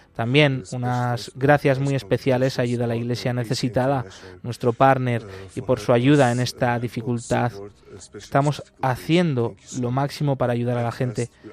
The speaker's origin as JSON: {"language": "Spanish", "country": "Argentina", "tie": "born or raised there", "moved": "yes", "lives_now": "Aleppo, Syria", "said": "cuando era pequeño en mi país natal, en Argentina"}